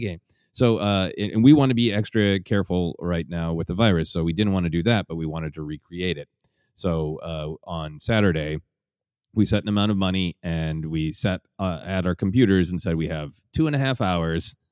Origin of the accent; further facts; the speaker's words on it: Minneapolis, Minnesota, United States; moved away; my hometown of Minneapolis